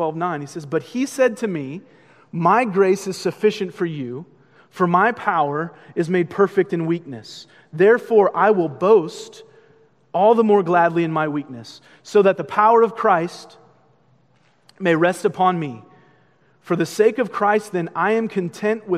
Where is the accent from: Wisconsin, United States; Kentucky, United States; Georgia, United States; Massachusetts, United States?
Massachusetts, United States; Boston; I'm from Boston